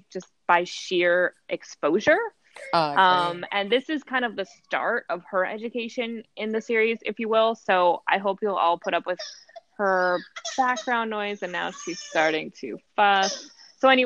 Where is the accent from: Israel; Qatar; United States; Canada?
United States; New Jersey; I'm from New Jersey, born and raised, of course, proud